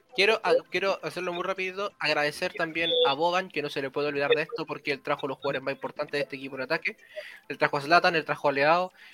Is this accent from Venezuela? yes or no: no; Chile; siendo chileno